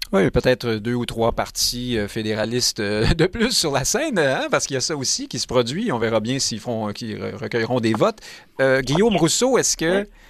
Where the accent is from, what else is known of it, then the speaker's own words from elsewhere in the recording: Montreal, Quebec, Canada; Je suis montréalais depuis toujours